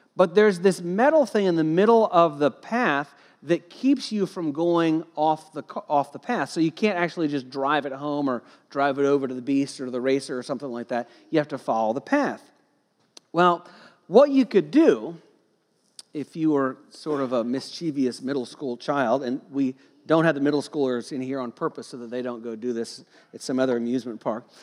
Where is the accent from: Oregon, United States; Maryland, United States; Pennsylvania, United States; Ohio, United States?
Ohio, United States; Cincinnati; I grew up in Cincinnati, Ohio, and I went to Kings Island as a kid